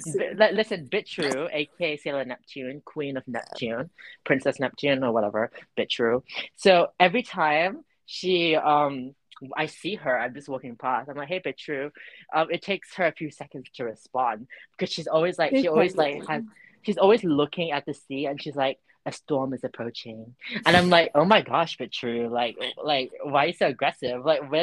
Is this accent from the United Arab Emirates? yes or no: yes; Dubai, United Arab Emirates; I'm Jubanese. I'm from Dubai.